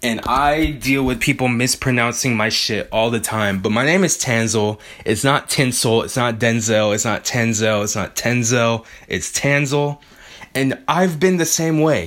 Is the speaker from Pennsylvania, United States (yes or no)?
no; Bay Area, California, United States; I grew up in the Bay Area pre most of the gentrification